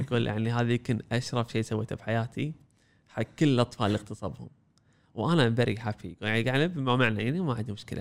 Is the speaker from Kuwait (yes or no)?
yes; Kuwait; إحنا عندنا بالكويت